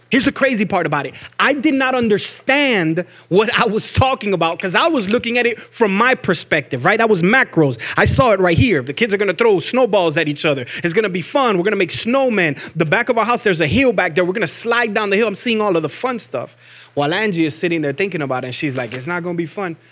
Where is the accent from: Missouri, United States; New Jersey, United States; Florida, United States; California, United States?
Florida, United States; Miami; moved away as an adult; now in Georgia, United States; I'm from Miami, Florida. We don't get snow. We've never gotten snow a day in our life